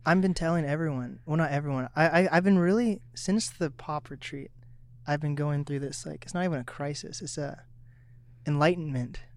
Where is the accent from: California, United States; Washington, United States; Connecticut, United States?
Washington, United States; Seattle; moved away as an adult; now in Snohomish, United States; I grew up in East Seattle